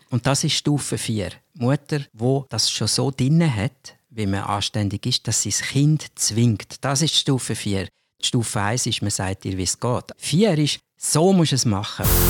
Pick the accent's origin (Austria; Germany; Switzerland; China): Switzerland; als Schweizer